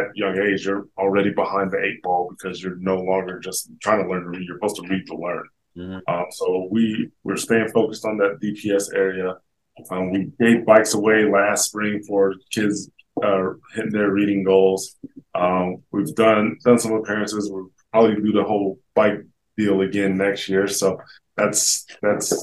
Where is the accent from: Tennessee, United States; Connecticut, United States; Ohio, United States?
Ohio, United States; Miamisburg; moved away; also born or lived in Colorado; back in my hometown in Miamisburg, Ohio